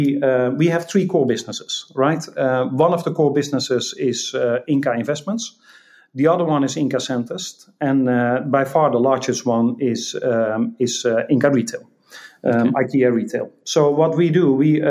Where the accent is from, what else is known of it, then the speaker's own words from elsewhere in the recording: Netherlands; I'm Dutch. I grew up in the Netherlands